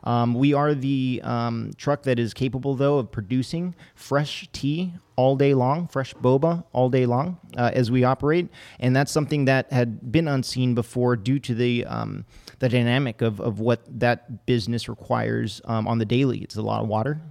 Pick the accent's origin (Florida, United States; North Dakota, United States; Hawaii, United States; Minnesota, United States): Hawaii, United States; moved away; I was born and raised in Hawaii